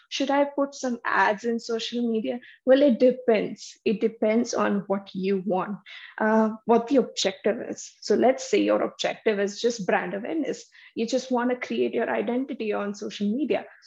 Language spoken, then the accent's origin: English; Vadodara, Gujarat, India; moved away as an adult; now in Canada; I'm also from Baroda. I did my education over there